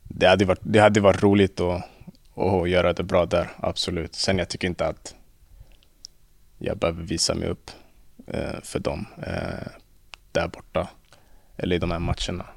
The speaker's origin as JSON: {"language": "Swedish", "town": "Stockholm", "region": "Stockholm County", "country": "Sweden", "moved": "yes", "said": "vi som är från Stockholm"}